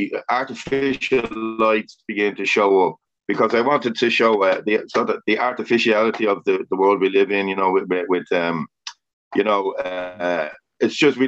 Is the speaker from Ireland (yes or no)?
yes; Dublin, Leinster, Ireland; my hometown, my area, was getting smaller and smaller